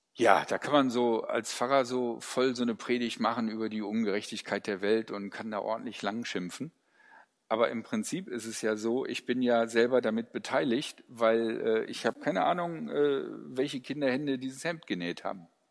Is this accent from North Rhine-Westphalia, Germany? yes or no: yes; Ruhr area, North Rhine-Westphalia, Germany; ich komme aus dem Ruhrgebiet.